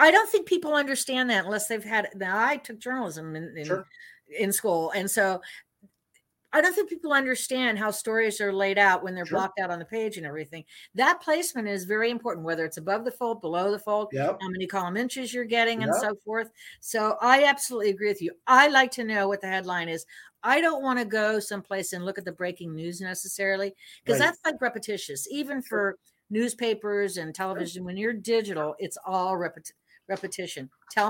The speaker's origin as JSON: {"language": "English", "town": "Miami", "region": "Florida", "country": "United States", "tie": "born or raised there", "said": "Now, I grew up in Miami, so I read the Miami Herald."}